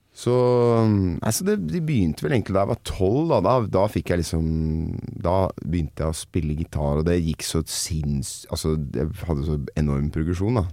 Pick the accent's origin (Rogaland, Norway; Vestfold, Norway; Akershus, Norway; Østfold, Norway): Akershus, Norway; Nittedal; for meg som er fra eh, langt sør i Nittedal